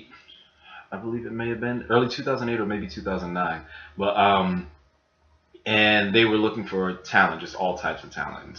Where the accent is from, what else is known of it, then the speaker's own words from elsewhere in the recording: Baltimore, Maryland, United States; moved away as an adult; also born or lived in Atlanta, Georgia; now in New York, United States; born and raised in Baltimore